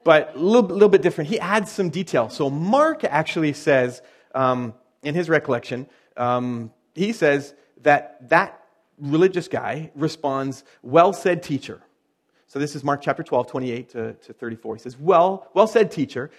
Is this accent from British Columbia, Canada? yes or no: yes; Chilliwack, British Columbia, Canada; I'm from Podunk, Chilliwack